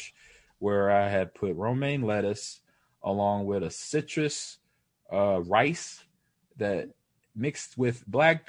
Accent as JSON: {"language": "English", "region": "Nebraska", "country": "United States", "said": "I'm from Nebraska"}